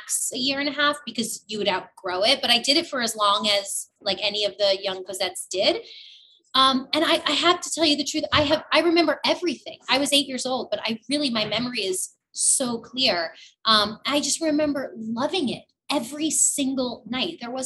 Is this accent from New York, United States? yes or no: yes; New York City, New York, United States; moved away; also born or lived in New Jersey; I grew up in the Bronx.